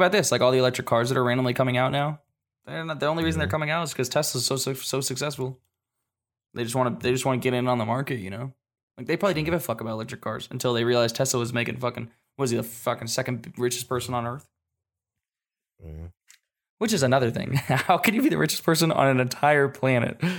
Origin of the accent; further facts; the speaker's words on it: Washington, United States; also born or lived in Japan; I grew up I grew up in Washington for a little bit, and like I've been back there driving in the snow, and in Japan I drove in the snow